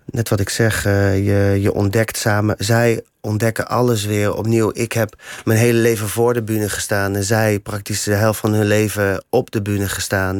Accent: Ede, Gelderland, Netherlands; moved away; also born or lived in The Hague; ik kom uit Ede

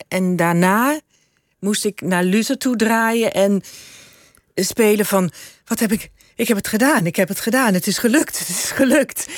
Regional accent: Suriname; moved away; also born or lived in Brabant; Ik heb ook mijn deel van mijn jeugd in Suriname eh, opgegroeid. Ik voel me ook Surinamer

